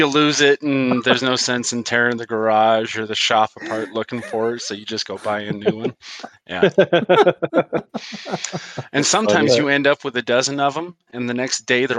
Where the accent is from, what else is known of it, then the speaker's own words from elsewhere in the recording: Utah, United States; We're all from Utah.